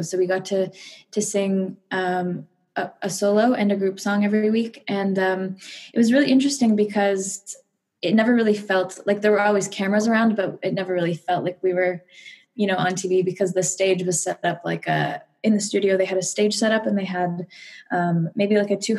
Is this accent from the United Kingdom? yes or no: no; Ottawa, Ontario, Canada; I'm Canadian, so I grew up in Ottawa, Ontario.